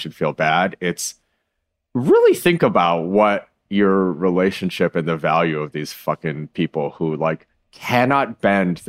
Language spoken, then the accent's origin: English; Midwest, United States; moved away; I grew up in the Midwest around a lot of people like